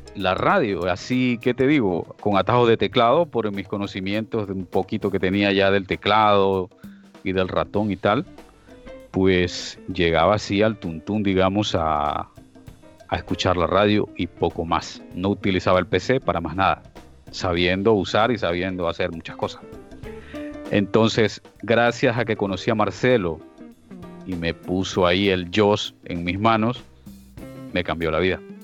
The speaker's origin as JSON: {"language": "Spanish", "region": "Esmeraldas", "country": "Ecuador", "tie": "born or raised there", "moved": "as an adult", "lives_now": "Almería, Spain", "said": "soy de Ecuador, oriundo de allí, de una provincia llamada Esmeraldas, pero resido en España, en Almería, España, desde hace ya 20 años, desde el 2001"}